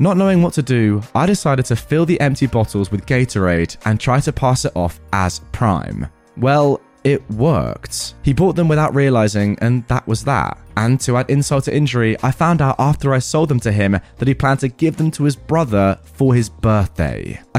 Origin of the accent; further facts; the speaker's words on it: Canada; We're originally from Canada